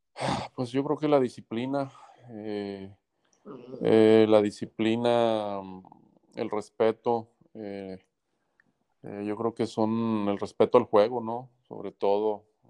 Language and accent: Spanish; Guadalajara, Jalisco, Mexico; moved away as an adult; now in Hermosillo, Mexico; soy mexicano, yo nací en Guadalajara eh, en el año de 1978 jugué toda mi vida, de, niño, de joven, eh, cuando estudiaba en la Universidad de Guadalajara también